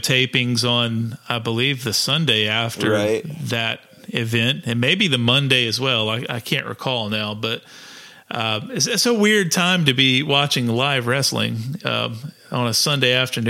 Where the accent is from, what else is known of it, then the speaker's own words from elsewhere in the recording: South Carolina, United States; we're from South Carolina.